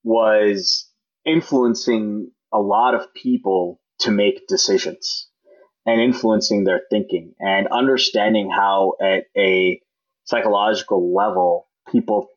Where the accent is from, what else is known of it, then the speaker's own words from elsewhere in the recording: Silicon Valley, California, United States; as a child growing up in Silicon Valley